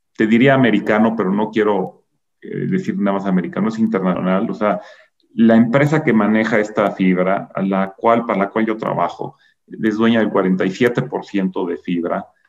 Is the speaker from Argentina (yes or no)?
no; Mexico; somos mexicanos